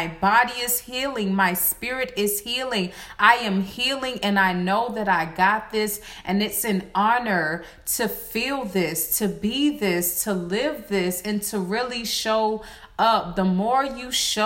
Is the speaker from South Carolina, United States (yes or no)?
yes; Varnville, South Carolina, United States; I'm from Varnville. That's in Hampton County